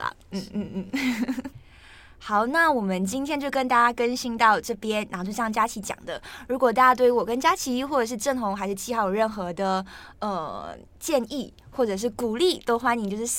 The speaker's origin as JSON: {"language": "Chinese", "country": "Malaysia", "lives_now": "Taiwan", "said": "因为我是马来西亚人，那我来台湾念书，所以我觉得我现在的发音就是我现在的人生状态，意思也就是说我就是卡在马来西亚跟台湾之间。"}